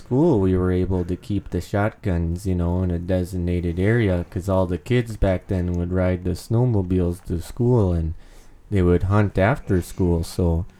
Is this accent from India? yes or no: no; Rugby, North Dakota, United States; I'm a retired electrician. I'm originally from Rugby, North Dakota.